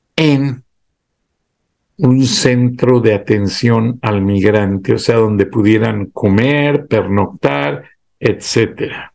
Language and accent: Spanish; Mexico; por la manera de hablar, creo que me puedes identificar. Mexicano